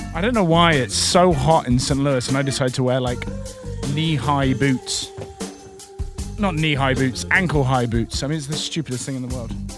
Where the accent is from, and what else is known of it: United Kingdom